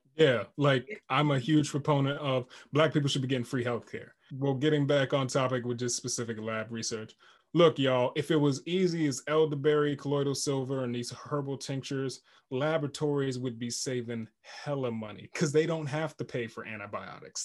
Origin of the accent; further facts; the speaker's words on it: Jamaica; I'm Jamaican